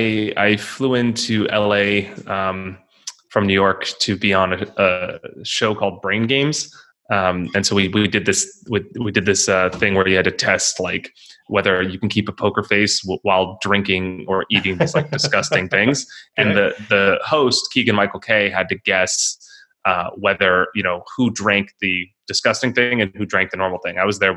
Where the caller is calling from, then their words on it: Italy; Yes. So I'm in Italy now. It's afternoon here.